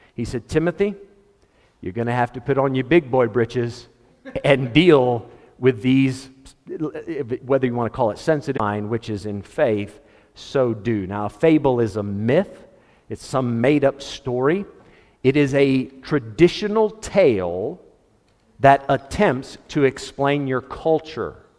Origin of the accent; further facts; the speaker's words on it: United States; As an American